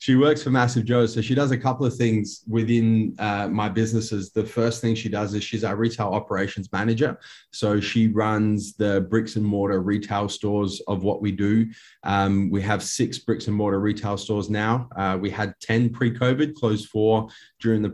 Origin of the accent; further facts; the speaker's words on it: Adelaide, South Australia, Australia; born and raised in Henley Beach here in Adelaide in South Australia.